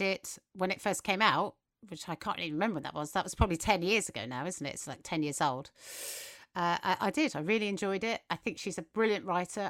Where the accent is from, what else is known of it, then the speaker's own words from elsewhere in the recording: England, United Kingdom; accent: English; we're English and that's what our accent does